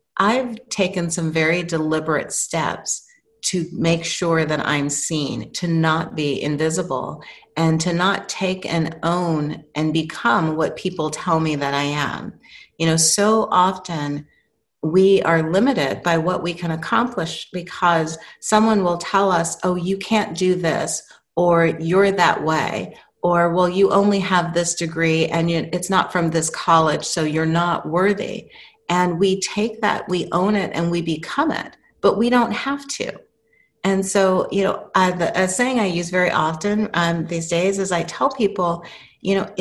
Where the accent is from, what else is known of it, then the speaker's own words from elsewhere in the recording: New Mexico, United States; moved away as an adult; I was growing up in New Mexico in high school and had gone to my first year college in New Mexico